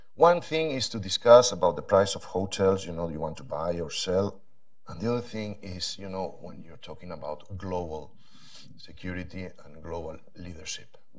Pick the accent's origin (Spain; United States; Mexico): Spain; I come from Spain